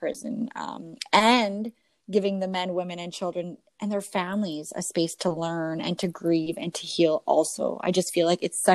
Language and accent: English; Canada; I'm Canadian